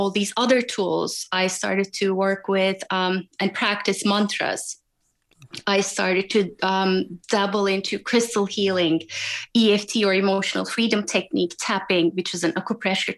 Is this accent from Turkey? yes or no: yes; Turkey; moved away as an adult; also born or lived in Germany / Washington, D.C., United States; I grew up in Turkey up until college, and then I moved to Germany for my master's